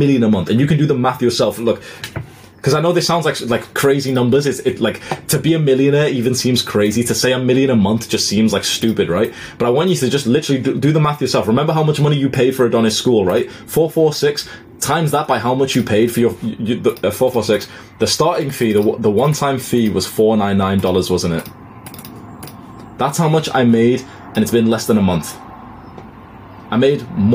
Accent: United Kingdom; I've moved back home to the UK in March.

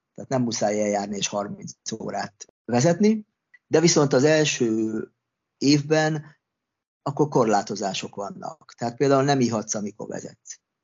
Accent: Hungary; moved away as an adult; also born or lived in Australia

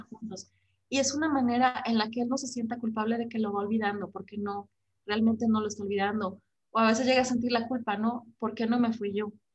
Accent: Mexico; como mexicanos

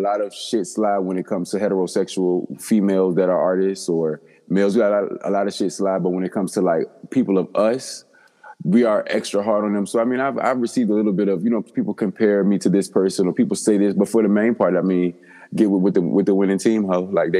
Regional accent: Virginia, United States; I'm from Virginia.

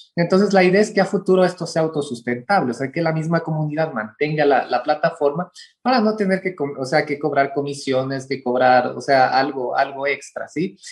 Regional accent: Ecuador; como los ecuatorianos mismos decimos

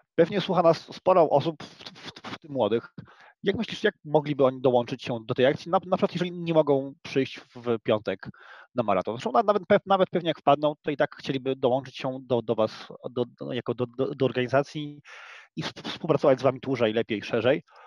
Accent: Silesian Voivodeship, Poland; my Polacy, my Ślązacy

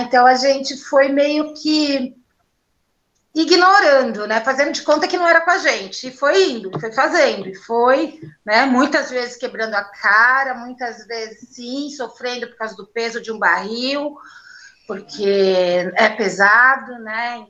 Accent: São Paulo, Brazil; Sou da periferia aqui de São Paulo mesmo

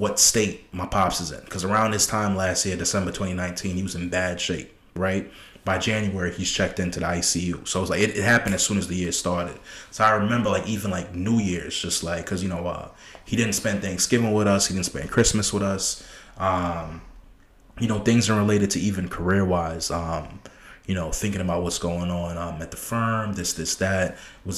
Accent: New York City, New York, United States; I was born in Brooklyn. I was born in Brooklyn, Flatbush

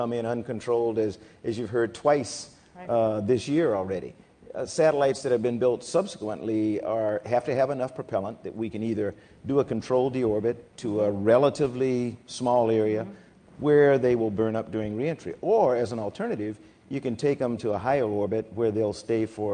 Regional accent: South Carolina, United States; I come from South Carolina

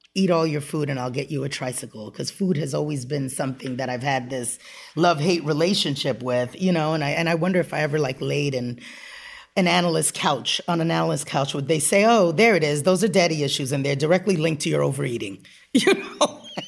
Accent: U.S. Virgin Islands; moved away; I was born and raised on the Upper West Side of Manhattan. My mom was a single mother and moved around to wherever she needed to, to take care of us. And when I was about eight years old, she moved to Saint Croix in the Virgin Islands.

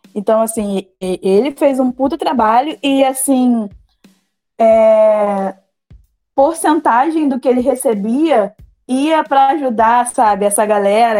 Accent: Queimados, Rio de Janeiro, Brazil; Eu sou de Queimados, então eu sou bem longe do centro do Rio de Janeiro

